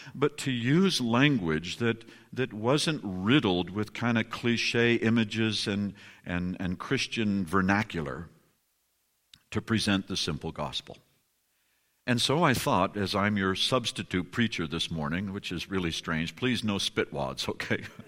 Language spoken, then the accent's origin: English; California, United States; I'm from California